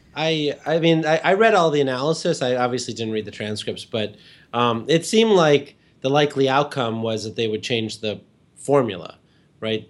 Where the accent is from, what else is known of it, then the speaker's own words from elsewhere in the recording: Illinois, United States; moved away; I grew up in Illinois, um, outside of, way outside of Chicago